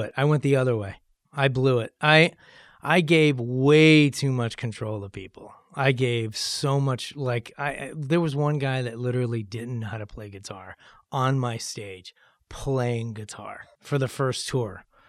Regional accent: Cleveland, Ohio, United States; moved away as an adult; also born or lived in Los Angeles; growing up in Cleveland.

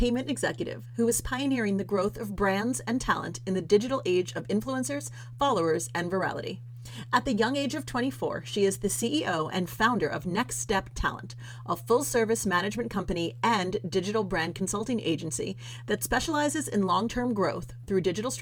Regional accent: New York City, New York, United States; I also grew up in New York City

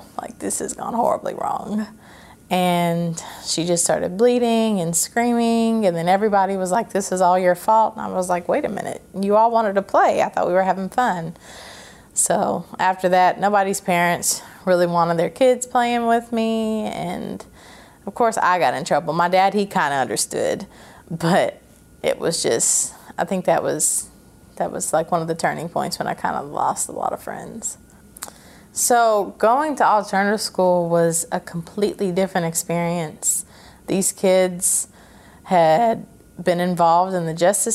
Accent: Clarksville, Tennessee, United States; born or raised there; also born or lived in Fort Campbell, Kentucky

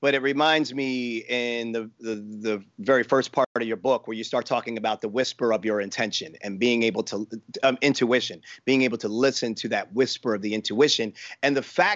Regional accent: Baltimore, Maryland, United States; It was from Baltimore, my hometown.

